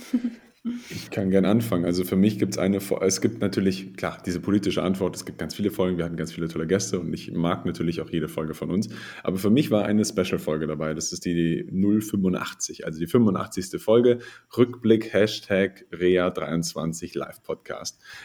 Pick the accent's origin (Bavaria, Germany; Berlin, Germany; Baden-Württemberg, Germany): Bavaria, Germany; bei uns in Bayern